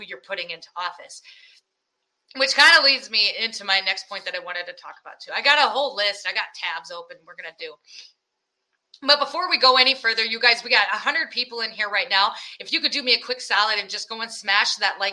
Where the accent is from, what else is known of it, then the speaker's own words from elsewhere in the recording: Iowa, United States; I'm from Iowa.